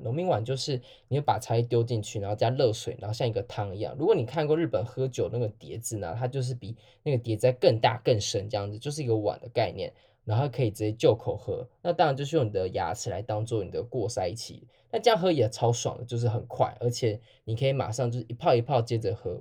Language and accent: Chinese; Taiwan; 身为台湾人基本上都对于这件事情多少都有一些印象，那除非你是一九九九之后出生的人。我那时候也还小